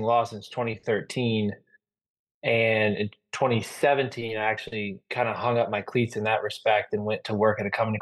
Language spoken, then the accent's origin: English; Illinois, United States; moved away as an adult; also born or lived in St. Louis, Missouri / Louisiana / Stockholm, Sweden; now in Atlanta, United States; I'm originally from the St. Louis, Illinois area. Grew up in the cornfields of Illinois, but graduated high school in St. Louis